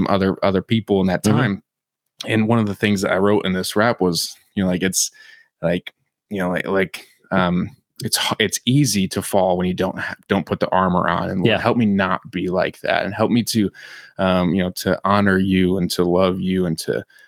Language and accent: English; Michigan, United States; I grew up in Michigan